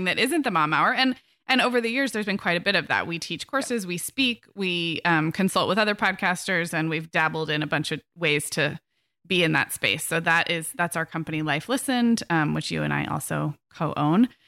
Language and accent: English; Santa Barbara, California, United States; moved away as an adult; also born or lived in Orange County / Chicago / England / Arizona; I moved this summer from Orange County up to Santa Barbara, which is my hometown.